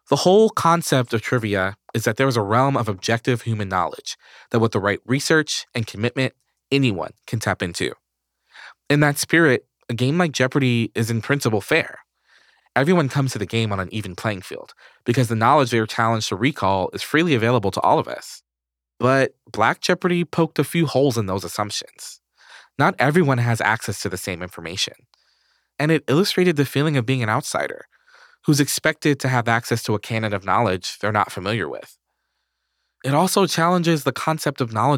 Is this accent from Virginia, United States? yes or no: no; New York, United States; I grew up in New York.